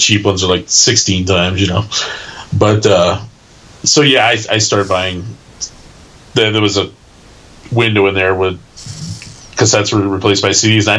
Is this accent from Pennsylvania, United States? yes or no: no; Milwaukee, Wisconsin, United States; growing up in the Milwaukee burbs